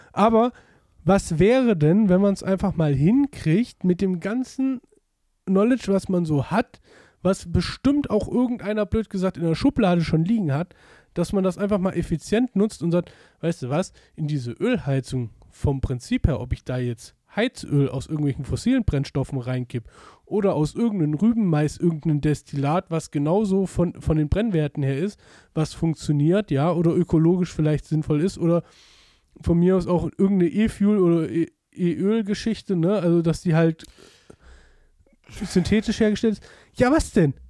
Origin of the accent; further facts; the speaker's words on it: Germany; wir als Deutsche